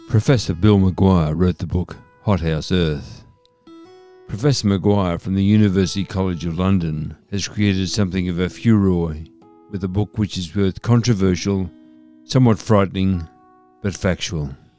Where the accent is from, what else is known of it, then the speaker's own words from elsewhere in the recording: Shepparton, Victoria, Australia; Here in my hometown of Shepparton